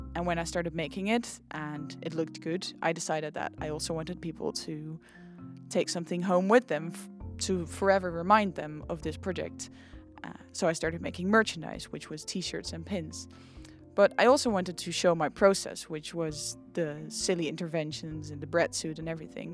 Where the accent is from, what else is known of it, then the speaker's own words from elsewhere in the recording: Nijmegen, Gelderland, Netherlands; I'm from Nijmegen